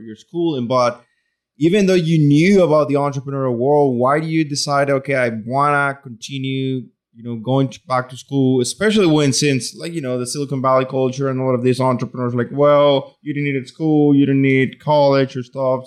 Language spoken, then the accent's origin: English; Venezuela; now in Louisiana, United States; I grew up in Venezuela